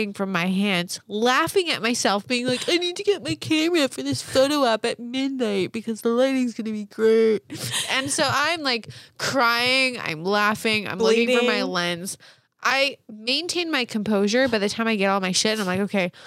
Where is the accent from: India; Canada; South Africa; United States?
United States; East Coast; I grew up on the East Coast